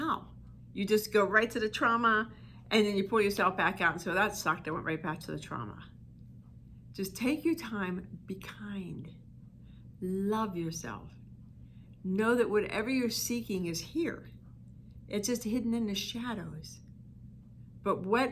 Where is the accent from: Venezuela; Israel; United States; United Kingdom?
United States; East Coast; I'm from the East Coast, and in the summer we'd have the windows open, and I could hear the choo-choo trains, because I'm from a steel mill type town